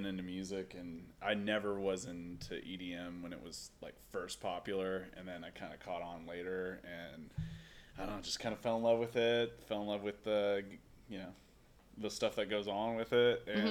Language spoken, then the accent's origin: English; Kansas City, Missouri, United States; Born and raised in Kansas City, moved around a lot, came back because I love it so much. It's very comfortable here.